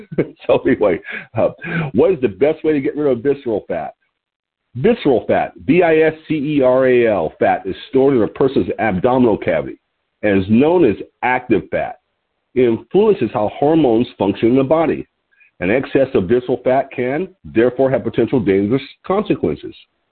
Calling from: Lompoc, California, United States

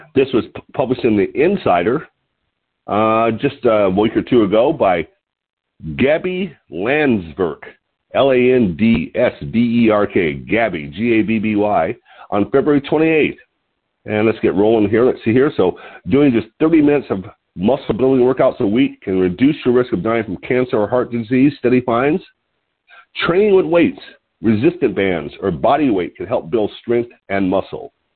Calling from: Lompoc, California, United States; I'm calling from Lompoc, California, which is 54 miles north of Santa Barbara on California's beautiful central coast.

